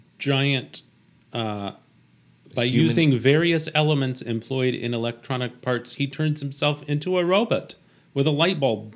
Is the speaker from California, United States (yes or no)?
no; central Ohio, United States; at Wyman Woods in my hometown, the Wyman Woods was the local park